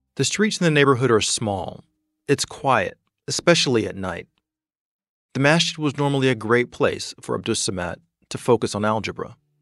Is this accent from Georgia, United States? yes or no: yes; Atlanta, Georgia, United States; for me, Atlanta is my hometown. It's where I grew up